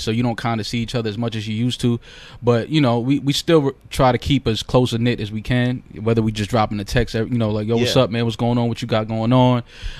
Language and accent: English; New York City, New York, United States; I grew up on Creston and Fordham